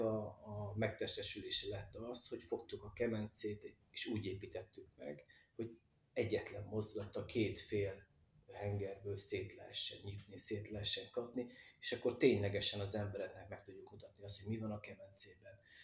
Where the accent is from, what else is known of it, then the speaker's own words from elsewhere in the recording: Magyarszombatfa, Vas, Hungary; gyerekkoromban vagy itt, vagy a kerámia gyárban láttam a fazekasokat munka közben